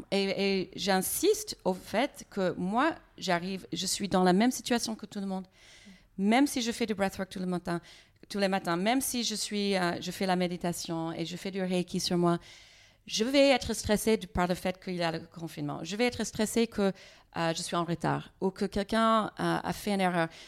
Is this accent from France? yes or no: no; United States; French is a second language; moi, je n'arrive pas à bien comprendre les gens parce que je suis américaine. Les fois, j'ai besoin de voir les lèvres hein, quand quelqu'un parle.